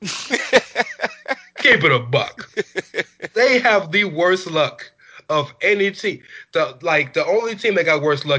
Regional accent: the South, United States; I'm from the South

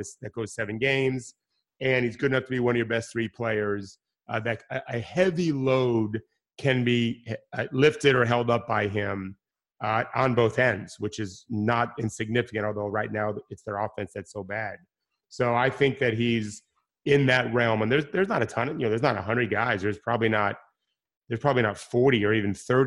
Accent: Miami Beach, Florida, United States; I grew up in Miami Beach

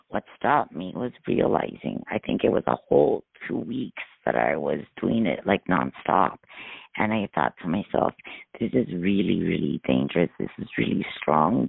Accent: Miami, Florida, United States; I'm from Miami.

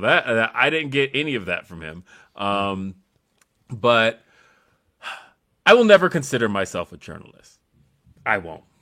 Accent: Aurora, Colorado, United States; it takes me, like, twenty minutes to get to Denver

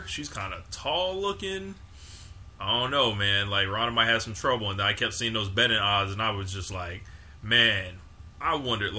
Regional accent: West Coast, United States; I'm from the West Coast.

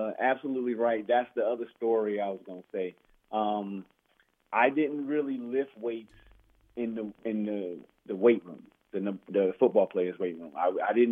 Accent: Roselle, New Jersey, United States; also born or lived in Newark, New Jersey; I moved to Roselle, New Jersey

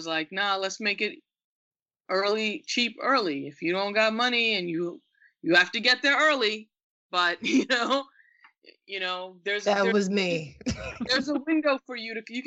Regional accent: Westbury, New York, United States; also born or lived in England / India; I grew up in Westbury, Long Island, which is a suburb, but it's a Black suburb

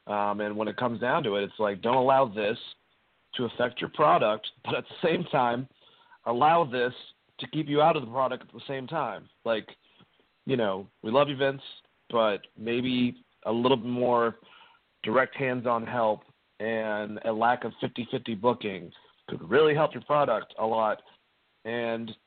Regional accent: New England, United States; moved away; I'm from New England.

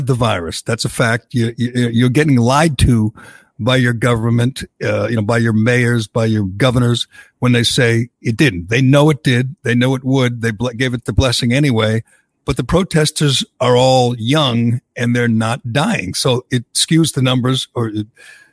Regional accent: Massachusetts, United States; I grew up in Massachusetts

